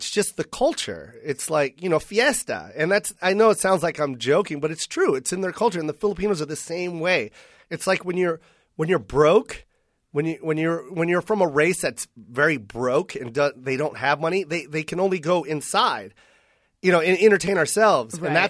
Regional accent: Misawa, Aomori, Japan; born there; also born or lived in Chicago / Philippines / Washington / Las Vegas; I grew up I'm a military brat, so it's everywhere. I was born in Misawa, Japan, and then we made our way to Chicago, Illinois. And then from Illinois, we went to the Philippines.

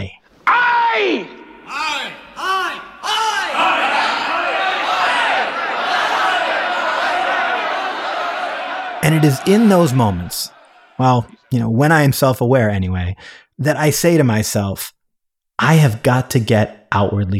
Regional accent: Canada; moved away as an adult; also born or lived in San Francisco, United States; now in Toronto, Canada; I grew up in Canada. I moved to San Francisco when I was 25 years old.

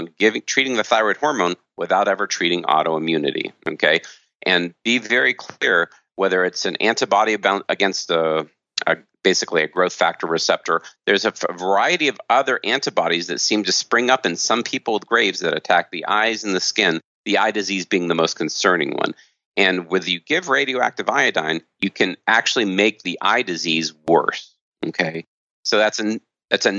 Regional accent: United States; I grew up in America as a standard American doctor

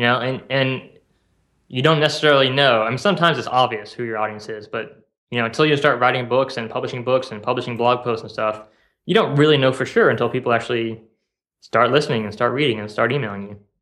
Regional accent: South Bend, Indiana, United States; moved away as an adult; now in Kauai, United States; I grew up in South Bend and, uh, I moved here a couple years ago.

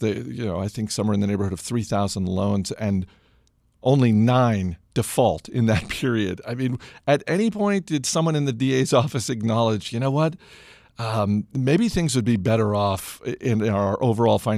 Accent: Maine, United States; as a proud son of Maine

